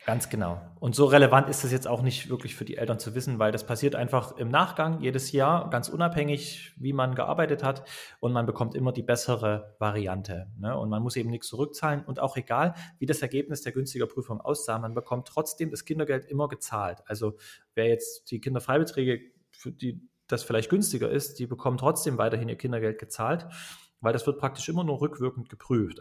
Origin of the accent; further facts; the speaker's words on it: Dresden, Saxony, Germany; Ich komme aus Dresden, bin auch dort geboren, im schönen Osten der Republik sozusagen